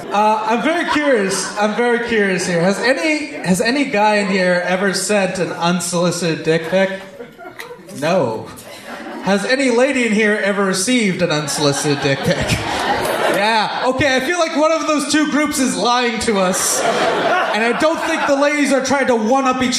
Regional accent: Wolseley, Saskatchewan, Canada; I'm from the small town of Wolseley, Saskatchewan.

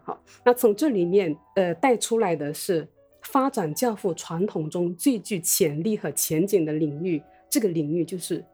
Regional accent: Wenzhou, Zhejiang, China; now in Taiwan; 我是来自，呃，浙江温州

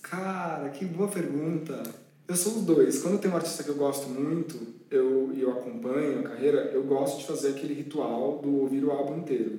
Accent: São Paulo, Brazil; na minha terrinha

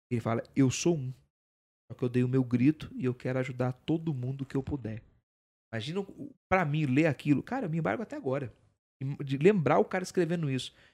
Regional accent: Campos do Jordão, São Paulo, Brazil; Não, sou de Campo de Jordão.

